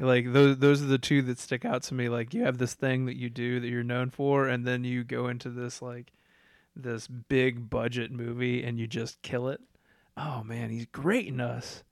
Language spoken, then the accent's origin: English; Iowa, United States; I'm from Iowa